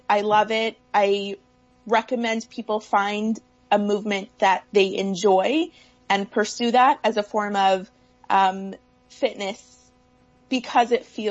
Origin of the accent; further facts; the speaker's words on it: Toronto, Ontario, Canada; moved away as an adult; now in California, United States; I'm originally from Toronto. So when I was moving from Toronto to California